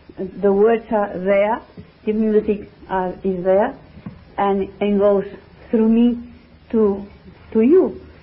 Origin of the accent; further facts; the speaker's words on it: Barcelona, Catalonia, Spain; English is a second language; I was born in Barcelona, the 1st November 1923